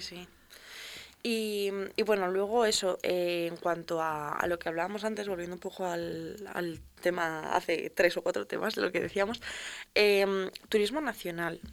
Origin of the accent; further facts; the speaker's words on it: León, Castile and León, Spain; nosotros que somos de León